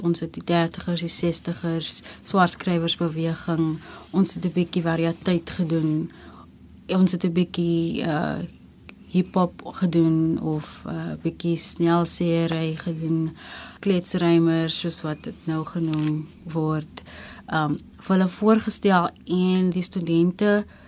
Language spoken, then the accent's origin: Afrikaans; Gansbaai, Western Cape, South Africa; moved away as an adult; also born or lived in Genadendal; Afkomstig van Gansbaai, gebore in Getoe, hoërskool gegaan in Genadendal, um ehm, 2007 Kaapstad toe gekom om te kom studeer